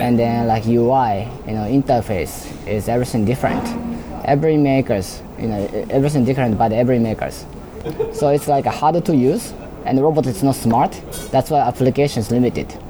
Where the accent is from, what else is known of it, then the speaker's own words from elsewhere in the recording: Osaka, Japan; moved away; I'm actually in Osaka. I'm from Osaka. So I was in uh, parents' house